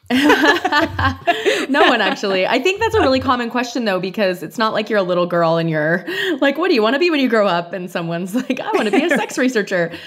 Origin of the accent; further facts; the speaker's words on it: Canada; moved away; I'm Canadian